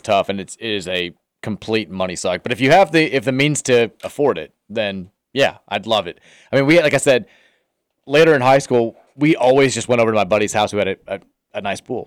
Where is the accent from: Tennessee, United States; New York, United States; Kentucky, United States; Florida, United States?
Kentucky, United States; Louisville; I grew up in Brownsboro Farm out there off twenty-two